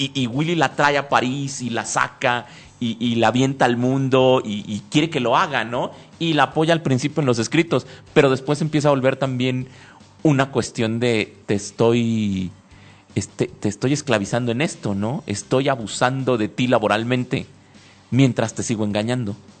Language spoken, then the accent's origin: Spanish; Mexico